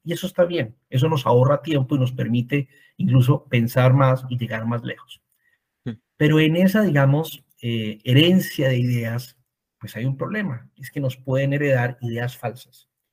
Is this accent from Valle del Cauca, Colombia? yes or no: yes; Cali, Valle del Cauca, Colombia; also born or lived in Bogotá, Colombia; yo em, nací en Cali, Colombia, estudié en Bogotá, en la Universidad Javeriana